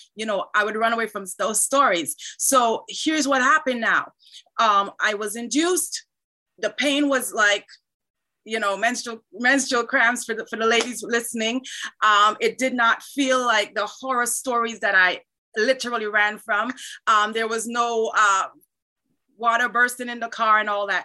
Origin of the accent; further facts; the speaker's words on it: Trinidad & Tobago; now in Canada; I was born in Trinidad, but I live in Canada.